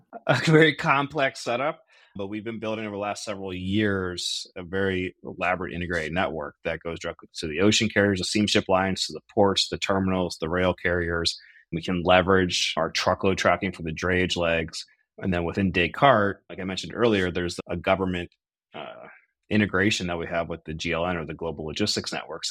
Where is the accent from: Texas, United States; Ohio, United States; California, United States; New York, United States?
Ohio, United States; outside of Cleveland; also born or lived in Chicago; now in Akron, United States; I am an Ohio guy through and through, born outside of Cleveland, Ohio.